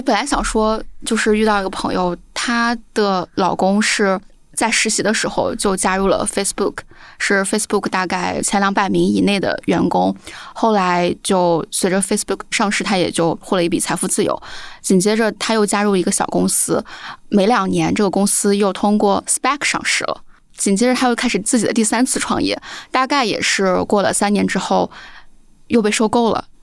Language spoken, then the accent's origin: Chinese; China; 作为中国人嘛